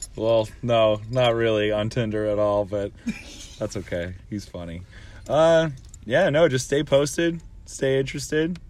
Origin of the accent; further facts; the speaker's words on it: Canada; Being a Canadian band